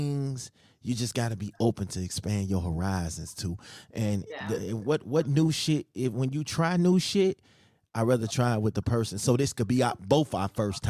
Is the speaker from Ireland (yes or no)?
no; Chicago, Illinois, United States; moved away; I'm from Chicago